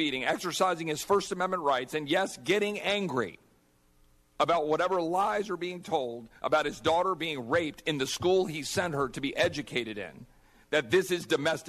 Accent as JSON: {"language": "English", "area": "Loudoun County", "region": "Virginia", "country": "United States", "tie": "born or raised there", "moved": "yes", "said": "I'm a graduate of Loudoun Valley High School. Despite my family having Texas roots back to the 1850s, I grew up in Loudoun. It was my home."}